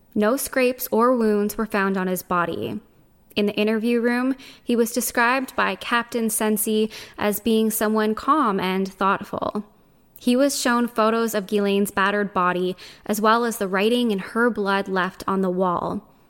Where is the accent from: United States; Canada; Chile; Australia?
Canada; Even though I'm Canadian, my French is terrible